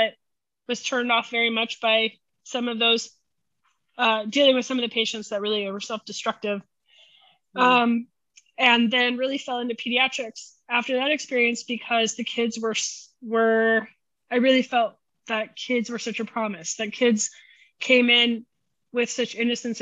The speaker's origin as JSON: {"language": "English", "town": "Omaha", "region": "Nebraska", "country": "United States", "tie": "born or raised there", "moved": "as an adult", "lives_now": "Kansas City, United States", "said": "I grew up in Omaha, Nebraska. So I'm a Nebraska girl"}